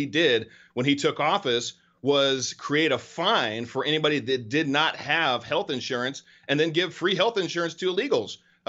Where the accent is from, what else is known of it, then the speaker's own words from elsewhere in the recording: Northern California, United States; Well, I'm a California kid. I was born and raised in Northern California, spent some time down in Southern California, love this state